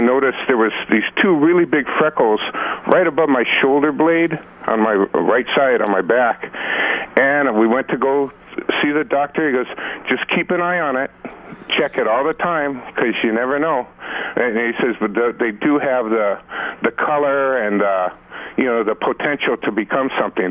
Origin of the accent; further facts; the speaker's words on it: Inglewood, California, United States; also born or lived in Hawthorne, California; now in Waimanalo, United States; was born and raised in Inglewood, Hawthorne, eh, California